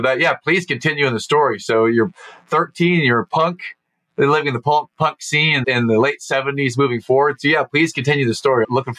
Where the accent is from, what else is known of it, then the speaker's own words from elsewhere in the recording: United States; I was born in 1977, 46 years ago, and I was born here in the United States.